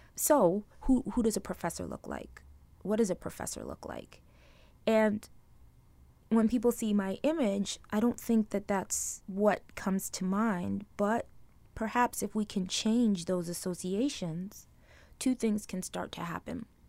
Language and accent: English; New York City, New York, United States; also born or lived in Trinidad; where I grew up in Brooklyn